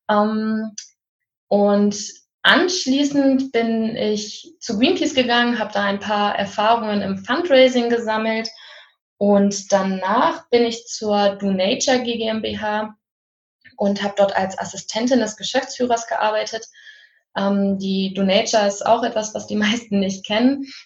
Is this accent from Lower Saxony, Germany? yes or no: yes; Isernhagen, Lower Saxony, Germany; ich bin in Hannover aufgewachsen, in Isernhagen, um genau zu sein. Und das ist so ein bisschen dörflich, ein bisschen ländlicher.